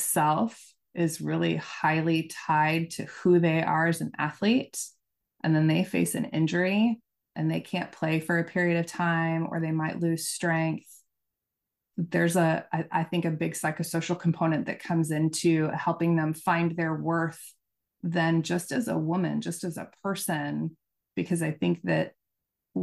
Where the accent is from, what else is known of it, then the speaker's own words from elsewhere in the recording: Oklahoma, United States; I'm from Oklahoma